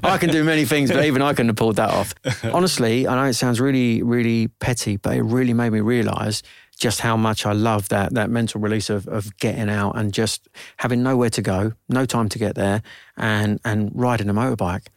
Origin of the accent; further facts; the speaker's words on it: Sittingbourne, South East England, United Kingdom; also born or lived in London; I was born here in London, um, and at six weeks old, I moved down to Sittingbourne with my parents